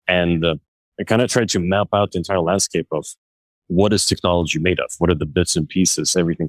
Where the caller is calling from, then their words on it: Brooklyn, New York, United States; The rainy Brooklyn Navy Yard.